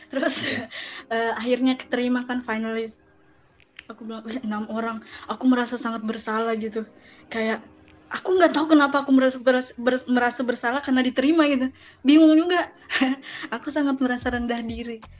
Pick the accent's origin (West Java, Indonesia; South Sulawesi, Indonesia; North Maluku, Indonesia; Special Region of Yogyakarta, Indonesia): South Sulawesi, Indonesia; Makassar; ke kampung aku dari Makassar nih ya ke kampung itu 8 jam perjalanan